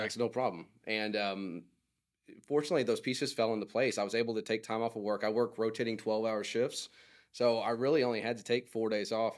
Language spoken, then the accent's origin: English; Oklahoma, United States; I am from Oklahoma